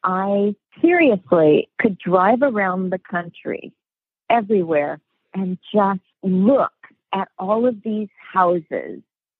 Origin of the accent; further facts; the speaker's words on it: Los Angeles, California, United States; also born or lived in Iowa; one of the very first homes that I grew up in California. It's off of Topanga Canyon and in a place called Woodland Hills. And I grew up in this home.